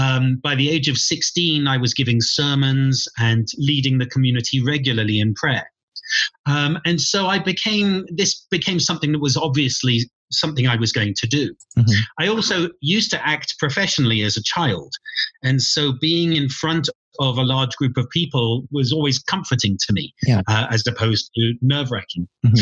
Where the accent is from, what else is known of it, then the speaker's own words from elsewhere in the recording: England, United Kingdom; Well, I come from England.